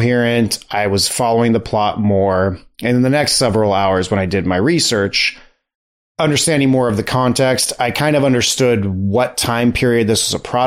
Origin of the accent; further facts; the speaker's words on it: United States; we're American